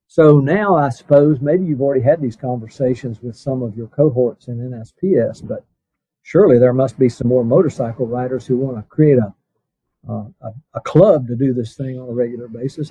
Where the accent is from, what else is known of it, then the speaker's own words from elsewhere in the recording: Blue Ridge Mountains, United States; I grew up around in the Blue Ridge Mountains